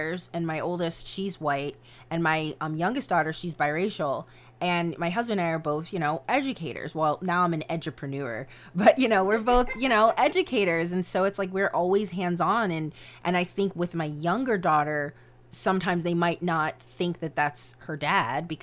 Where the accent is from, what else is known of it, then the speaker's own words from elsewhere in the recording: Howard County, Maryland, United States; where I live in Howard County, Maryland, It's very diverse